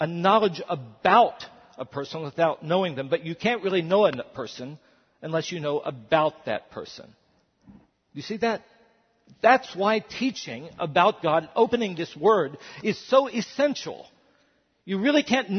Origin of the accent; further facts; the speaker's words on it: West Virginia, United States; I'm a white male. And I'm a pastor and I'm from West Virginia